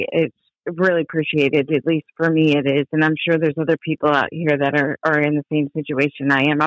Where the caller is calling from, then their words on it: Belford, Washington, United States; I'm calling from Belford, Washington.